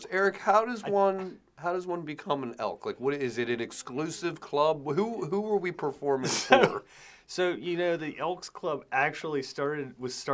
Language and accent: English; Eastern Shore, United States; in my hometown area region